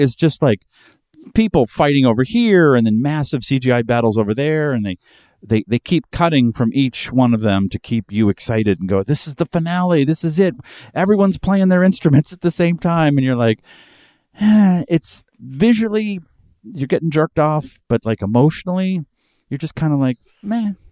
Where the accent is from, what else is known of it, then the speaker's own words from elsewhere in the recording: Boston, Massachusetts, United States; I'm from Boston